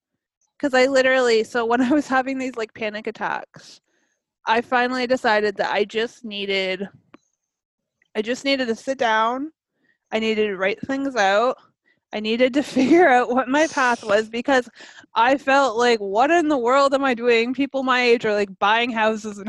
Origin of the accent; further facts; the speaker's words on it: Canada; I'm Canadian.